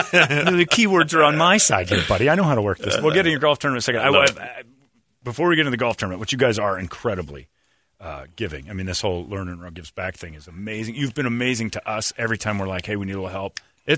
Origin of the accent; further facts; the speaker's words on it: Indiana, United States; moved away; Indiana? That meth wreck, my home state